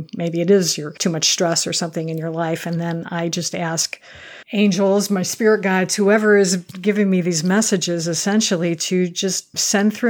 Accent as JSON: {"language": "English", "region": "Michigan", "country": "United States", "tie": "born or raised there", "said": "I grew up in Michigan"}